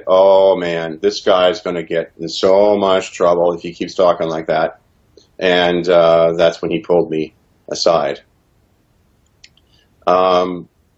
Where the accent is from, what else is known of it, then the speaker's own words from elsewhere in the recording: Canada; also born or lived in Regina, Saskatchewan / Ontario; I was proud of my country and being a Canadian